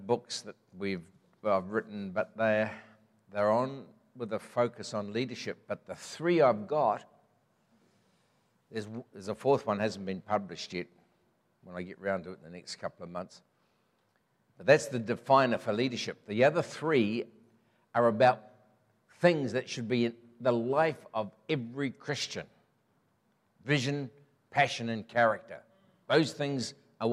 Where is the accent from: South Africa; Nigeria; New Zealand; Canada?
New Zealand; Mangatarato, Northland; also born or lived in Green Lane, Auckland; my roots are in Northland, have been. I was born in Mangatarato, just gets into Northland